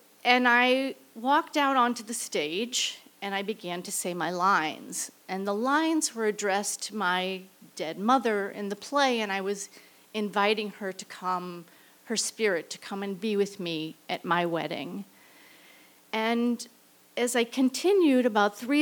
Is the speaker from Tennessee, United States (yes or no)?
no; St. Louis, Missouri, United States; I returned to St. Louis, my hometown